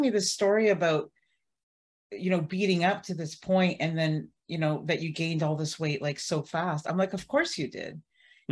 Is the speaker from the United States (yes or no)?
no; Barrie, Ontario, Canada; I'm from Barrie, Ontario